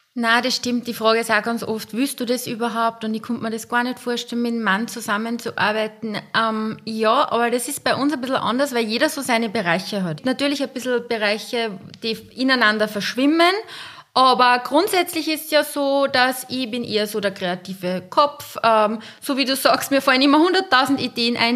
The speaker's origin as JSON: {"language": "German", "town": "Linz", "region": "Upper Austria", "country": "Austria", "said": "ich komme aus Linz, ich wohne gemeinsam mit meinen zwei Töchtern"}